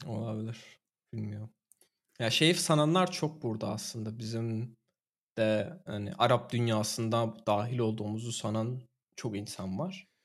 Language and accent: Turkish; Turkey; now in Germany